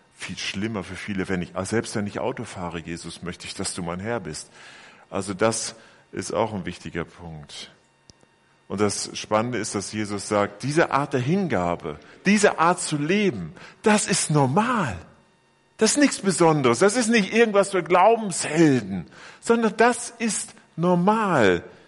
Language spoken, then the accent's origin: German; Bielefeld, North Rhine-Westphalia, Germany; moved away; in meiner Heimatgemeinde in Bielefeld